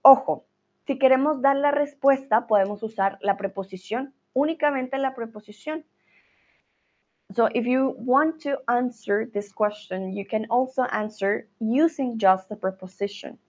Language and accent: Spanish; Colombia; now in Germany; soy de Colombia, pero vivo en Alemania